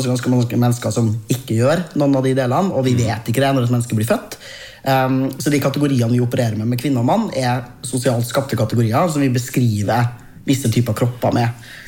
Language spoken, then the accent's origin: Norwegian; Trøndelag, Norway; min identitet som trønder. Den er annerledes nå enn da jeg var fem